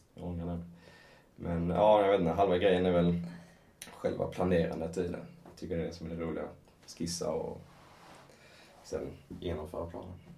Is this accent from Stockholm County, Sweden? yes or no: no; Skåne, Sweden; accent: Scanian (skånska); man kan väl gå på min skånska